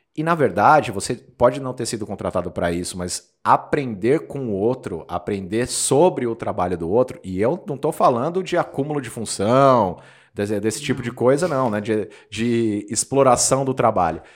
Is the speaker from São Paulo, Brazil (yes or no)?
yes; Osasco, São Paulo, Brazil; Eu sou de Osasco, Os, cidade de Os, onde temos lá a sede de um grande banco um bancão, e a cidade inteira era orientada a trabalhar nesse, nesse grande bancão.